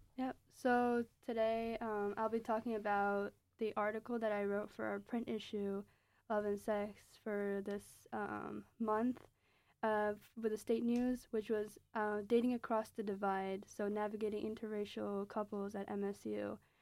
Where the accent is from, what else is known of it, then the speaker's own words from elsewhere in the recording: Pakistan; now in United States; my own experiences as a Pakistani immigrant